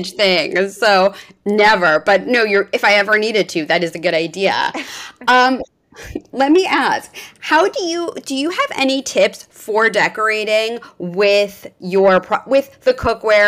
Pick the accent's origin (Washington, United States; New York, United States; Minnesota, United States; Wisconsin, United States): New York, United States; now in Los Angeles, United States; I'm originally from New York and I live in LA right now.